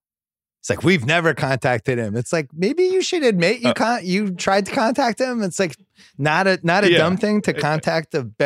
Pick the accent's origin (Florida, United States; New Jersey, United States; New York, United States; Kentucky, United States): Florida, United States; I live in Florida. I grew up in Florida.